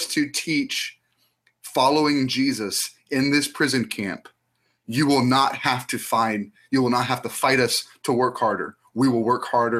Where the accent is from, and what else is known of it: United States